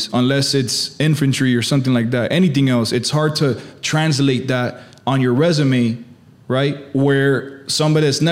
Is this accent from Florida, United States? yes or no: yes; Miami, Florida, United States; also born or lived in Hialeah; I'm here born and raised in Miami. I was born in Hialeah.